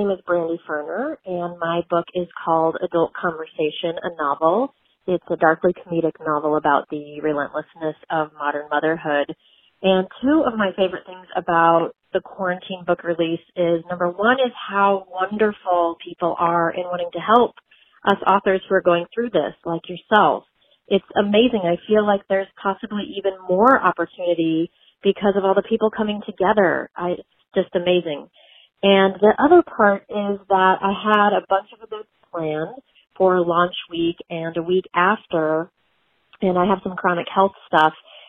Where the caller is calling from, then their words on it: Laguna Beach, California, United States; I'm calling in from Southern California. I'm near Laguna Beach area.